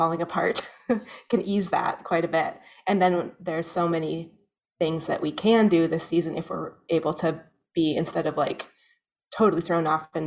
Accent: Soldotna, Alaska, United States; also born or lived in Skagway / Valdez / Denali; now in Anchorage, United States; I grew up in Soldotna

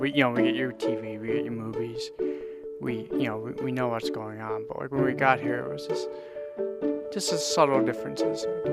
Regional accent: Newfoundland and Labrador, Canada; moved away as an adult; now in Anchorage, United States; growing up in Newfoundland, small town, pretty isolated, everything has to come by a ferry.

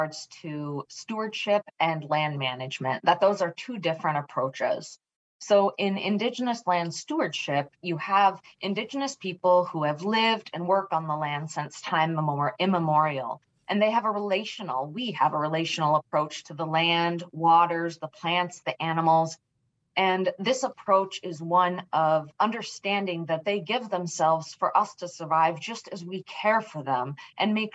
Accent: Homer, Alaska, United States; I was raised just outside of Homer, Alaska, on a reindeer ranch with my paternal grandmother

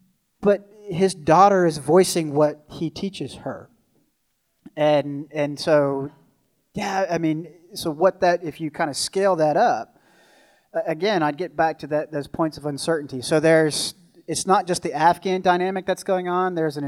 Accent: Virginia, United States; now in Alaska, United States; while I'm an American, you know, I'm a Virginian true and true, and I now live here in Alaska amongst some great people.

